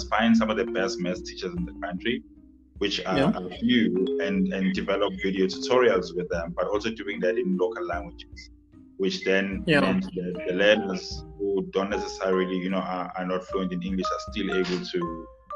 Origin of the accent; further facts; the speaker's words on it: South Africa; I'm from South Africa in a township. So, you know, I've been to rural and township schools pretty much my whole life